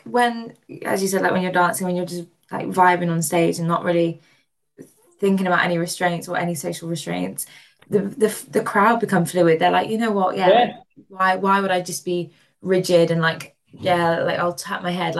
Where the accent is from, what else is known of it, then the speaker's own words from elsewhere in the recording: Wales, United Kingdom; also born or lived in Suffolk; I mean, well, I'm originally from North Wales, but then like moved down to Suffolk.